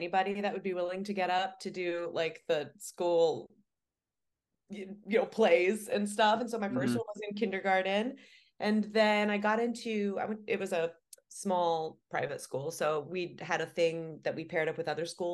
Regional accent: Ohio, United States; I grew up in Ohio. I grew up in a rural area, like saw Amish people driving their buggies quite often

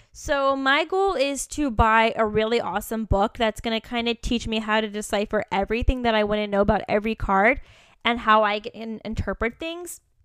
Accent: Virginia, United States; moved away; also born or lived in Kentucky / San Francisco; I was from Virginia, that I lived in Kentucky

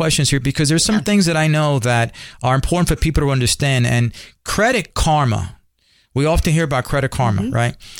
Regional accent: New York City, New York, United States; I'm Puerto Rican. I grew up in Spanish Harlem in the barrio in New York

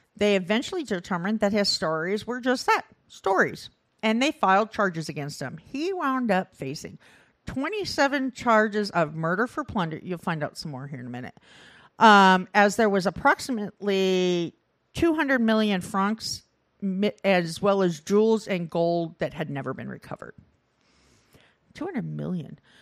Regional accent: Iowa, United States; I grew up in Iowa where that film was filmed

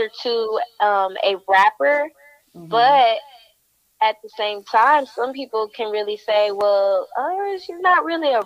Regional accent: Houston, Texas, United States; I'm from Houston, Texas, and I'm an upcoming artist

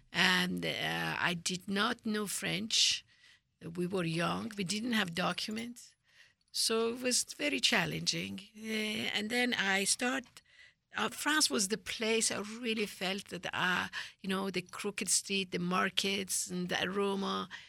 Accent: Tehran, Tehran Province, Iran; moved away; I'm from Tehran

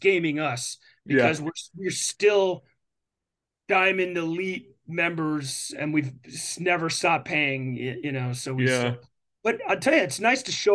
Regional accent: New Jersey, United States; moved away; I'm from New Jersey. I go to New Jersey every week to see my parents.

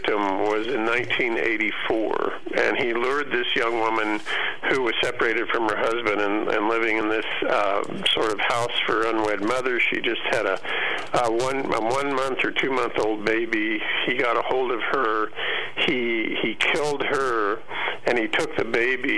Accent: Kansas, United States; I'm from Kansas

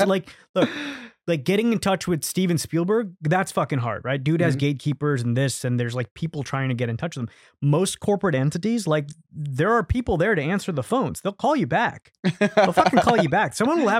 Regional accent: Hong Kong; because I grew up in Hong Kong, which was a British colony, so I was very familiar with like the British IP

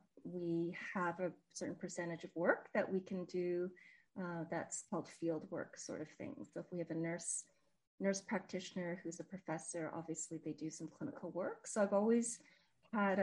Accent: Montreal, Quebec, Canada; now in Edmonton, Canada; I was born in Montreal, grew up in Montreal, and now in Edmonton

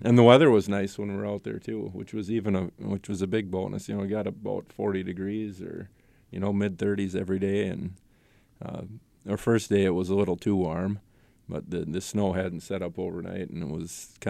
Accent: Royalton, Minnesota, United States; now in Randall, United States; Little Falls. Royalton, actually. I went to high school in Little Falls and live in Randall now.

